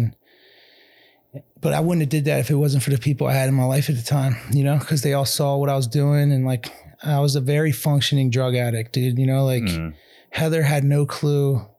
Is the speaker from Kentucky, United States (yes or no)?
no; Ambler, Pennsylvania, United States; growing up in Ambler, it's like one of those towns that just sucks you